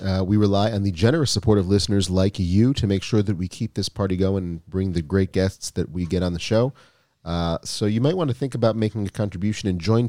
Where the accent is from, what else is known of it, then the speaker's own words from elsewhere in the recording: Minnesota, United States; I'm from Minnesota originally